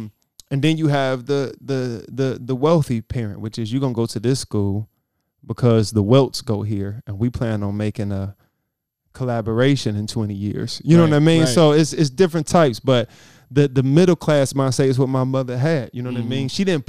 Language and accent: English; Humble, Texas, United States; I grew up on 93rd in Prince.